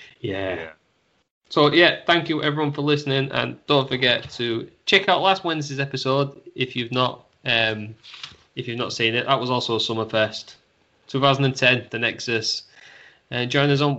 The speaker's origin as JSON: {"language": "English", "region": "England", "country": "United Kingdom", "said": "We're English."}